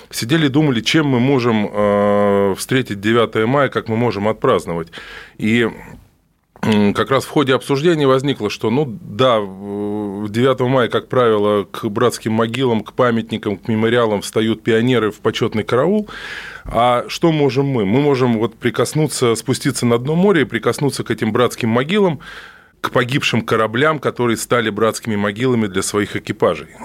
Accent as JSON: {"language": "Russian", "region": "Moscow", "country": "Russia", "tie": "born or raised there", "said": "Нет, я родом из Москвы."}